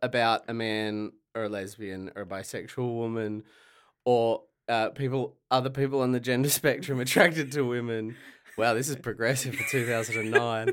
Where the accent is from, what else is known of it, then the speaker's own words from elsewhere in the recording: Latrobe Valley, Victoria, Australia; also born or lived in Ballarat; I grew up in the Latrobe Valley, so I only knew, like, country pubs